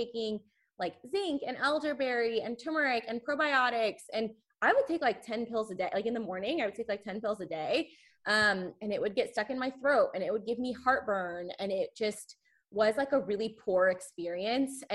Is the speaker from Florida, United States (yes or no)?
no; Texas, United States; growing up in Texas